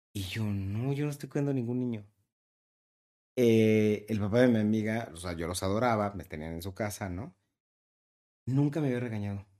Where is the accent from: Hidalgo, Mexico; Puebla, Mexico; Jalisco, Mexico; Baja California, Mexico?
Jalisco, Mexico; Guadalajara; yo soy de Guadalajara